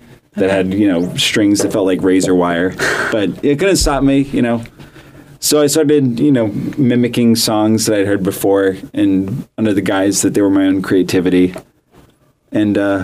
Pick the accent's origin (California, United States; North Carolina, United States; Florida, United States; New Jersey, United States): Florida, United States; I'm from Florida.